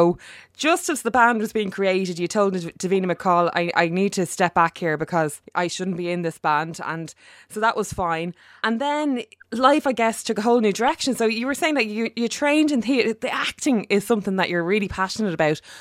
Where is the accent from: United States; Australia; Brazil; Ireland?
Ireland; Dublin, Leinster; I'm an Northsider